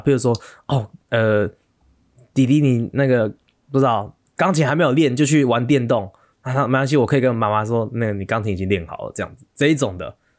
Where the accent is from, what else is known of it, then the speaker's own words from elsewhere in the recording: Taiwan; moved away as an adult; 我们台湾人就那几个